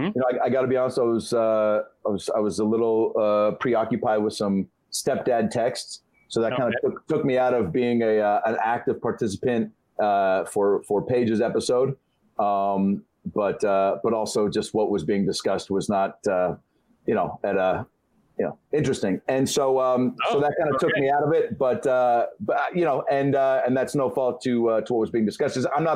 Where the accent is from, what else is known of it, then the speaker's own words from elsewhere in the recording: Seattle, Washington, United States; Yeah, Dave being from New York, me being from Seattle, but sounding like I'm from New York